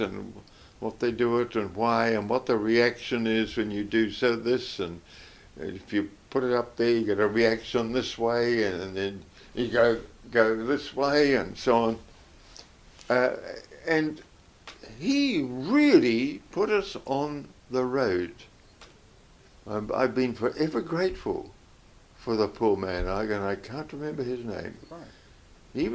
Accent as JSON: {"language": "English", "town": "Whanganui", "region": "Manawatū-Whanganui", "country": "New Zealand", "tie": "born or raised there", "said": "I was born in Whanganui"}